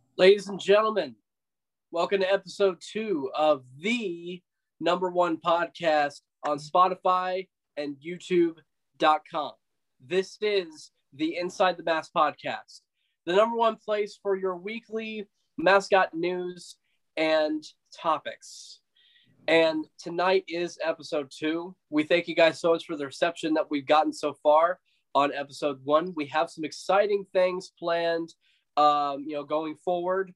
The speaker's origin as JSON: {"language": "English", "region": "West Texas", "country": "United States", "tie": "born or raised there", "moved": "yes", "lives_now": "Dallas, United States", "said": "I grew up in West Texas for nine years"}